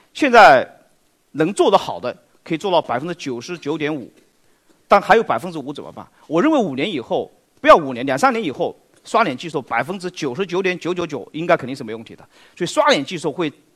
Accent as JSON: {"language": "Chinese", "country": "China", "said": "大家知道食品安全一直是我们中国人非常关心的话题"}